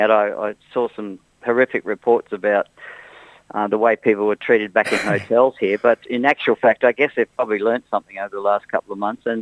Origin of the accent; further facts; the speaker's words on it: Australia; At the end of the day, we thought, well, we're from Australia.